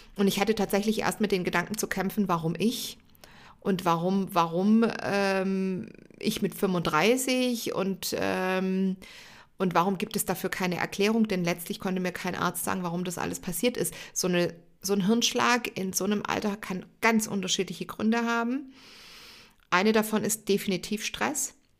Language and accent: German; Stuttgart area, Baden-Württemberg, Germany; wer im Stuttgarter Raum aufgewachsen ist, kennt die Geschichte vielleicht oder zumindest mal den Arbeitgeber. Ich sage immer, ich bin mit dem Stern auf der Stirn aufgewachsen